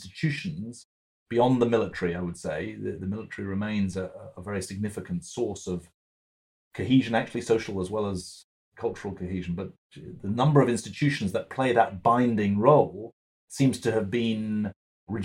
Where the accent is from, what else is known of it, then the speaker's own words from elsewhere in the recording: United Kingdom; moved away as an adult; also born or lived in Boston, United States; now in United States; as a British 12-year-old